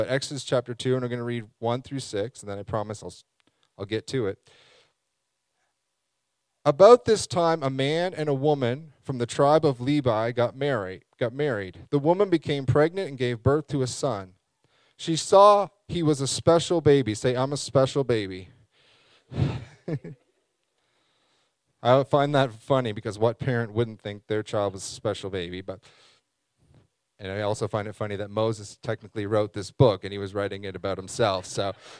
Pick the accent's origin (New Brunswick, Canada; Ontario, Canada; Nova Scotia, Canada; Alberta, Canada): New Brunswick, Canada; Saint John; I was born here, so I say I'm from St. John.